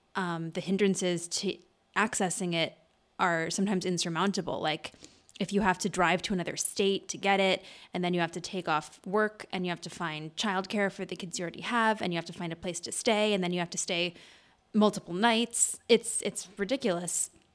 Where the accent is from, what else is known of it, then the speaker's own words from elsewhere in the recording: Madison, Wisconsin, United States; There's this group in Madison, which is where I'm from, in Wisconsin